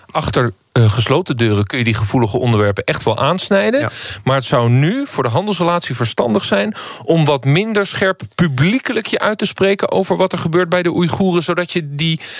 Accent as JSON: {"language": "Dutch", "country": "Netherlands", "said": "wij nou als Nederlanders"}